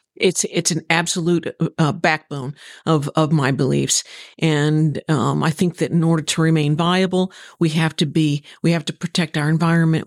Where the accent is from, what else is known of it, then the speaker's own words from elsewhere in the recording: Southern Illinois, United States; moved away as an adult; also born or lived in Texas; now in Stuart, United States; I'm originally from Southern Illinois, a, uh, farmer's daughter, granddaughter, sister